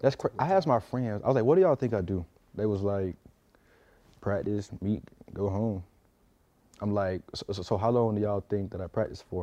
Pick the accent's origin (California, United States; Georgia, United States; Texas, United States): Georgia, United States; South; moved away; I go back home, South Georgia